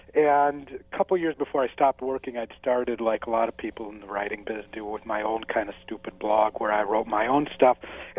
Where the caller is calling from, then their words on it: Saratoga Springs, New York, United States; Upstate New York, Saratoga Springs, where I'm hoping we get just rain and not snow today.